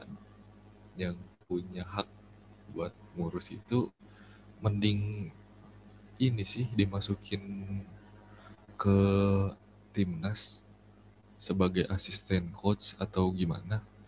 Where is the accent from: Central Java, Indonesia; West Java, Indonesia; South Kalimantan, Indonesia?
West Java, Indonesia; aku kan orang Jawa gitu ya, orang Jawa asli, iya. Jawa Barat